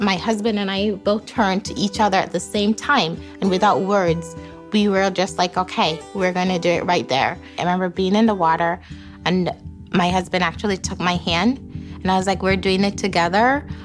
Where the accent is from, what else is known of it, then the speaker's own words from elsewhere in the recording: Jamaica; now in Chicago area, United States; I grew up in Jamaica